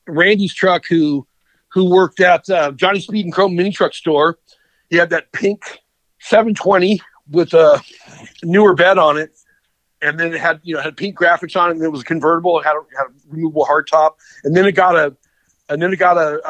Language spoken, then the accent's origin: English; Garden Grove, California, United States; I grew up in West Garden Grove. Just right on the, you know, the edge of Long Beach